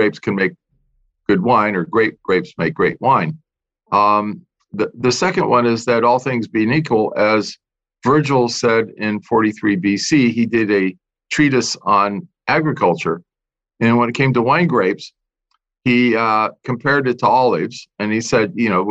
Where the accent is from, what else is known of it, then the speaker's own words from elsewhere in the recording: Santa Monica, California, United States; moved away as an adult; now in Napa Valley, United States; I grew up in Southern California, Santa Monica